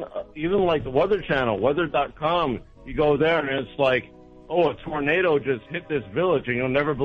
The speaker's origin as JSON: {"language": "English", "town": "Orlando", "region": "Florida", "country": "United States", "said": "I'm from Orlando."}